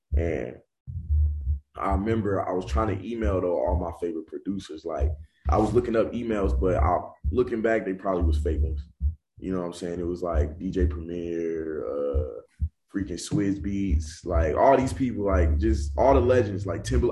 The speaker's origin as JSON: {"language": "English", "town": "Charlotte", "region": "North Carolina", "country": "United States", "tie": "born or raised there", "said": "I grew up on the east side of Charlotte"}